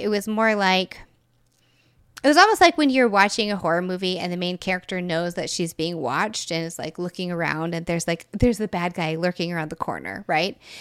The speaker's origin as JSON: {"language": "English", "region": "Texas", "country": "United States", "tie": "born or raised there", "also_born_or_lived": "Florida", "moved": "as an adult", "said": "I had lived in Texas essentially my whole life"}